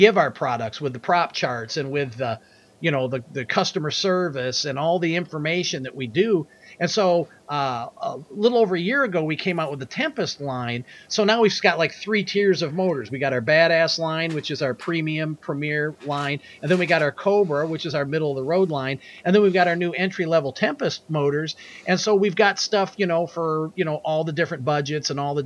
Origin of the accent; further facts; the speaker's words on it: Monroe, Michigan, United States; my hometown of Monroe, Michigan